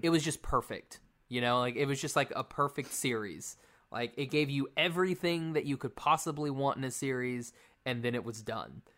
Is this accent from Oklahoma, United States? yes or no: yes; Oklahoma, United States; moved away; I'm from Oklahoma where it gets below freezing.